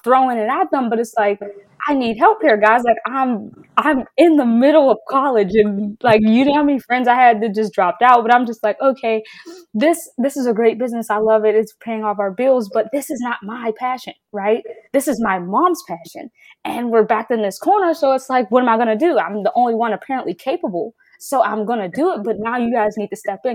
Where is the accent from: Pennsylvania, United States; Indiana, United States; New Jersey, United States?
Pennsylvania, United States; Pittsburgh; I'm from Pittsburgh, right? So I live 20 minutes from campus